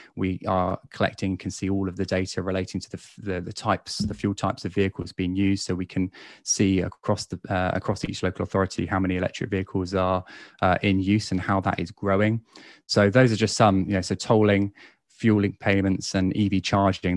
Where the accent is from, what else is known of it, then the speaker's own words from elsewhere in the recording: Basingstoke, South East England, United Kingdom; my hometown in Basingstoke